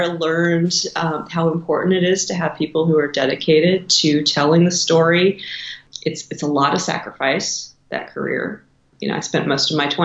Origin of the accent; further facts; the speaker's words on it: Dallas, Texas, United States; moved away as an adult; I was born in Dallas, Texas, and I lived there through high school